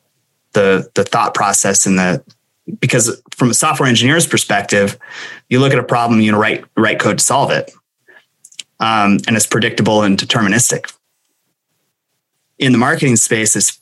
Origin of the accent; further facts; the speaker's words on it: Montana, United States; also born or lived in San Diego; this is my home state. I grew up here and went to high school here and left when I joined the Navy